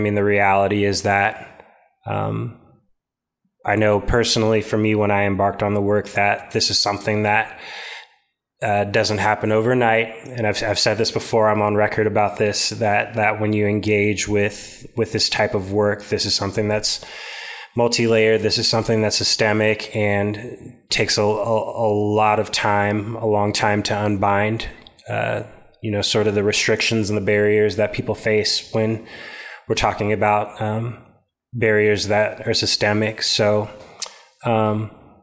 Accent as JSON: {"language": "English", "town": "Topeka", "region": "Kansas", "country": "United States", "tie": "born or raised there", "said": "growing up in Central Topeka"}